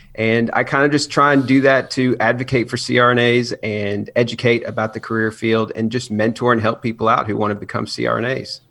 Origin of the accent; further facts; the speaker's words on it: Chattanooga, Tennessee, United States; I am from Chattanooga, Tennessee. I grew up out there